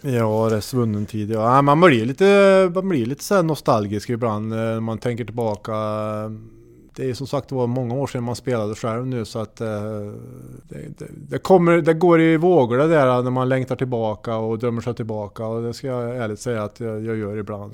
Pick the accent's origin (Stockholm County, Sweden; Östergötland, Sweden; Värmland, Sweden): Värmland, Sweden; Hammarö; jag gick i skolan på gymnasiet ute på Hammarö där jag är uppvuxen